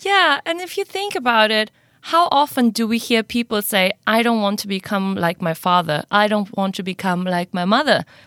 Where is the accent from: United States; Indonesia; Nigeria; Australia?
Indonesia; moved away as an adult; now in Singapore; I'm originally from Indonesia, half German, half Indonesian, but I've been living now in Singapore for four years.